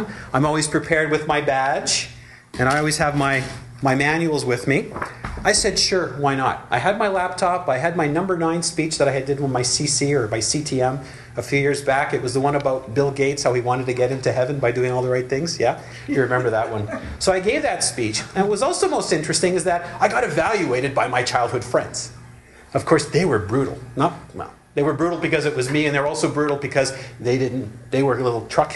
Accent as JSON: {"language": "English", "town": "Montreal", "region": "Quebec", "country": "Canada", "tie": "born or raised there", "moved": "yes", "said": "my hometown where I grew up, Montreal"}